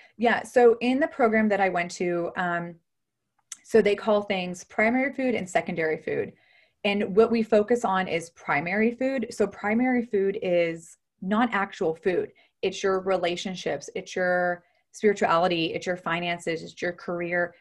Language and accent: English; Ohio, United States; moved away as an adult; also born or lived in Houston, Texas; I'm originally from Ohio. I'm actually now back in Ohio